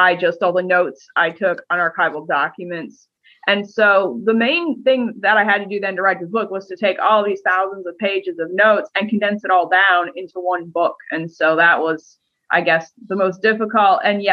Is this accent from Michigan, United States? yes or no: yes; Michigan, United States; moved away; I wasn't from Ohio. I was from Michigan